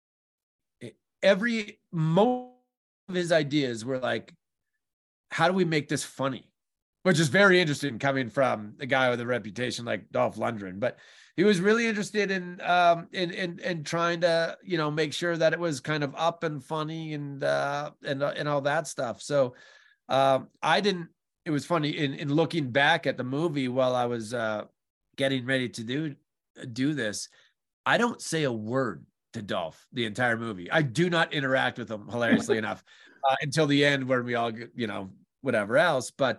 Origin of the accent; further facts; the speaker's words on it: New Mexico, United States; New Mexico, my home state